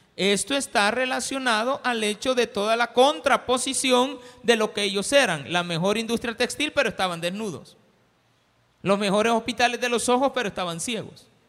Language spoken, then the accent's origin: Spanish; El Salvador